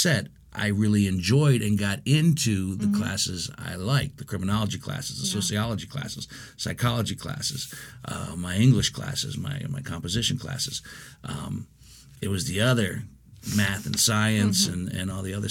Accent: Steubenville, Ohio, United States; moved away as an adult; now in Columbus, United States; I came from Steubenville, Ohio, which is also not where I'm originally from

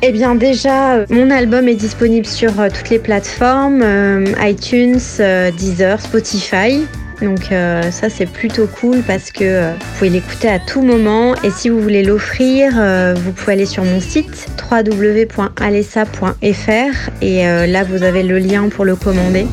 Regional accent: south of France, France; je suis originaire du sud de la France

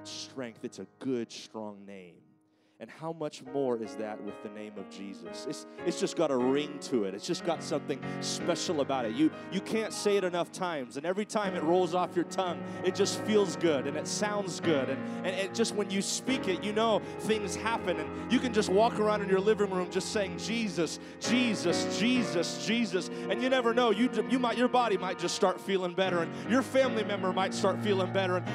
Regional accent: California, United States; moved away; my home state of California

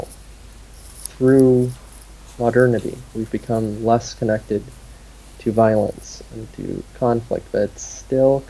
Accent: United States; as an American

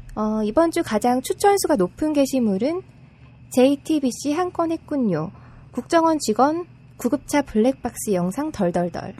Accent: Gyeongsang, South Korea; 제가 또 경상도 사람이다 보니까

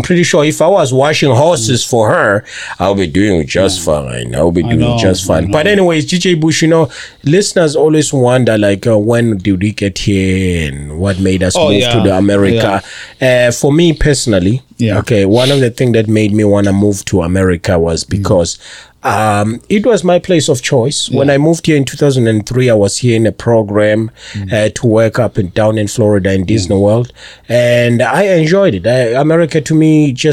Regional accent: Nongoma, KwaZulu-Natal, South Africa; moved away as an adult; also born or lived in England; now in United States; I'm from South Africa in KwaZulu-Natal in Nongoma.

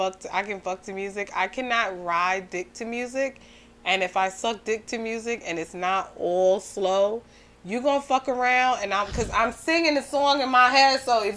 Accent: New York, United States; even though I grew up in New York

